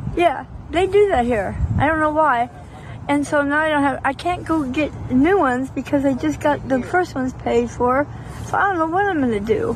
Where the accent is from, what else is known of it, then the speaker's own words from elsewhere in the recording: Miami, Florida, United States; moved away; I'm from Miami